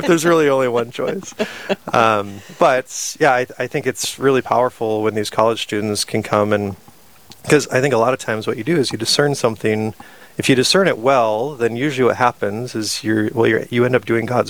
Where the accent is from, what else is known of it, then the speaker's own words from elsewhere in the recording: Sisseton, South Dakota, United States; I grew up in Sisseton, South Dakota